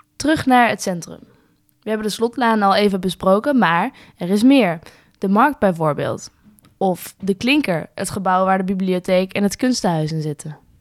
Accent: Wijk bij Duurstede, Utrecht, Netherlands; Ik kom dus uit Wijk bij Duurstede, dat ligt best wel in de buurt van Zeist. En wij gingen vroeger inderdaad wel eens naar Zeist om te winkelen.

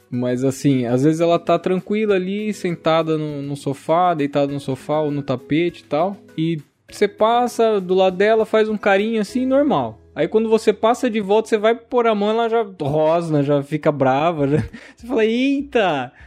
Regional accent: Americana, São Paulo, Brazil; sou daqui do interior de São Paulo, de Americana

